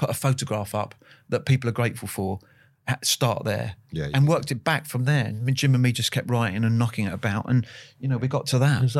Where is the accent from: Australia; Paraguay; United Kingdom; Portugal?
United Kingdom; Kew, London; is it because I grew up in Kew Gardens? I had uh, yeah. an auntie in, in, in, Richmond, and I spent a lot of time, so I sort of knew it.